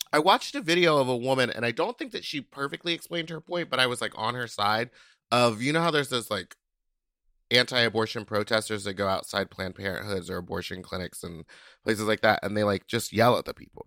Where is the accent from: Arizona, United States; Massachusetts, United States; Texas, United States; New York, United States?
Texas, United States; I'm from the South. I'm from Texas